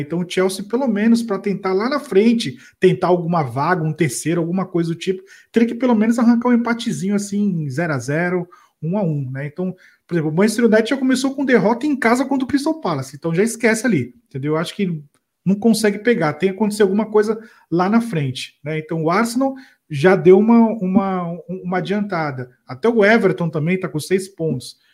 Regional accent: Brazil; a gente é brasileiro

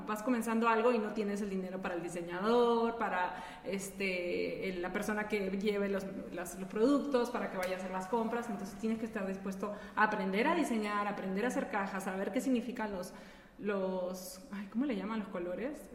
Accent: Peru; moved away as an adult; now in León, Mexico; yo no soy de aquí, yo soy peruana, llegué hace... En este mes, julio, cumplo 16 años aquí.

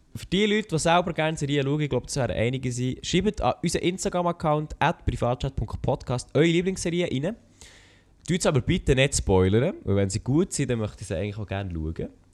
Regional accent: Bern, Switzerland; als Berner

